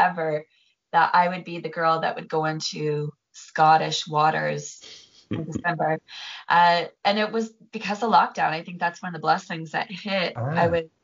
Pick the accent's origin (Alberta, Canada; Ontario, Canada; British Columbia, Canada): Ontario, Canada; Lake St. Clair; now in Scotland, United Kingdom; I grew up on a lake, a little lake called Lake St. Clair in Canada, and I grew up boating and skiing and wakeboarding.